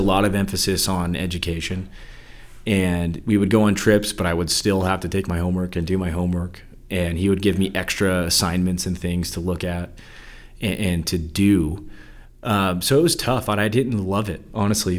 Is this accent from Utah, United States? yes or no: yes; Salt Lake City, Utah, United States; I was born and raised in Salt Lake City, Utah